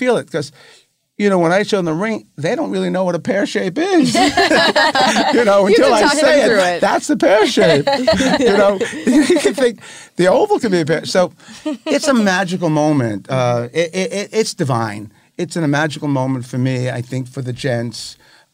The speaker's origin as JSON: {"language": "English", "town": "New York City", "region": "New York", "country": "United States", "tie": "born or raised there", "moved": "yes", "said": "I'm from Brooklyn"}